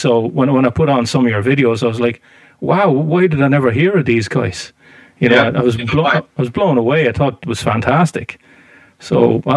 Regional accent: Ireland; I'm from Ireland

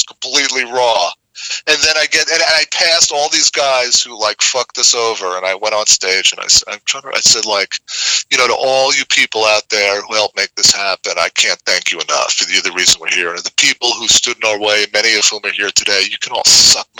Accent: Boston, Massachusetts, United States; also born or lived in New York; It was my hometown show and family's there

